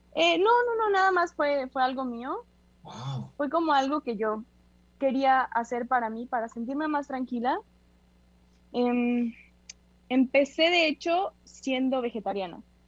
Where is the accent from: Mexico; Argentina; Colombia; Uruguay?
Mexico; como somos mexicanos